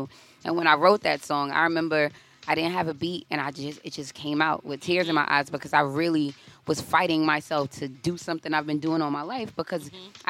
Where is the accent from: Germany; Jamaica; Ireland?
Jamaica; I'm Jamaican.